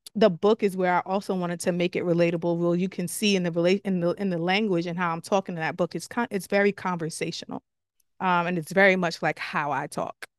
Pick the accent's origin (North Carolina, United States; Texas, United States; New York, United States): New York, United States; New York City; I'm from the Bronx, born and raised.